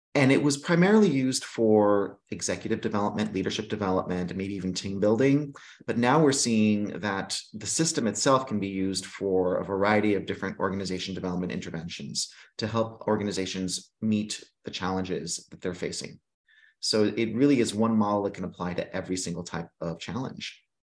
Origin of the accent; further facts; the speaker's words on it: Greece; moved away; I was raised in Greece